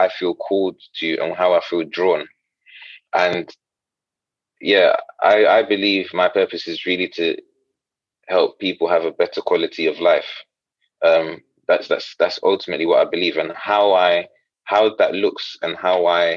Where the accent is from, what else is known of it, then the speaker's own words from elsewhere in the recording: Ghana; moved away; I'm Ghanaian originally, and sometimes sort of faith is, or religion is mixed in the culture